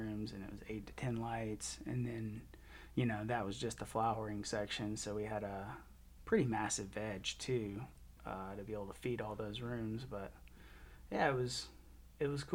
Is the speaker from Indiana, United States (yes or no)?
no; Birmingham, Alabama, United States; moved away as an adult; also born or lived in Auburn, Alabama; now in Colorado, United States; I'm from Birmingham, Alabama.